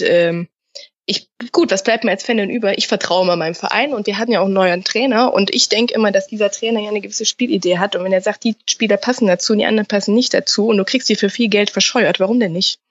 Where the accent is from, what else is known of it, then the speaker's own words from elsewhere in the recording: Rhineland, Germany; bei uns im Rheinland